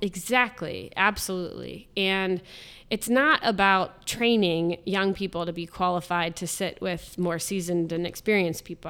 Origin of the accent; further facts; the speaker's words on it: Columbus, Ohio, United States; I'm born and raised in Columbus, lived here all my life.